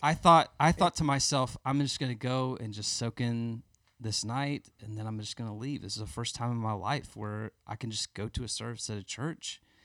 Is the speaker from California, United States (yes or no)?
no; Birmingham, Alabama, United States; I grew up in Birmingham. I'm from Birmingham